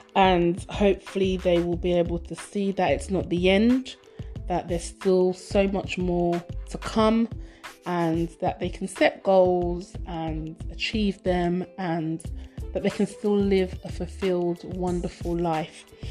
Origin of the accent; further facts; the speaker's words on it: United Kingdom; British born by Nigerian parents, lived and brought up within the UK.